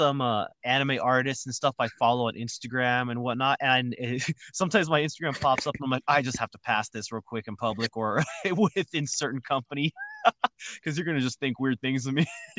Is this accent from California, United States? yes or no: no; New Mexico, United States; moved away; back in New Mexico, in my hometown, a lot of old homes were those colors.